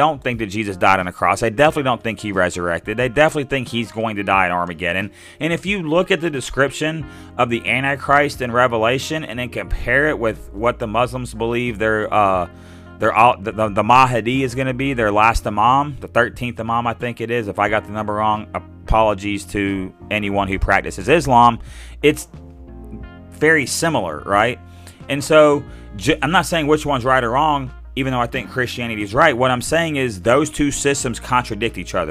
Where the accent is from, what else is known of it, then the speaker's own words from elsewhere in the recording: Little Rock, Arkansas, United States; now in southwest Arkansas, United States; I grew up in Little Rock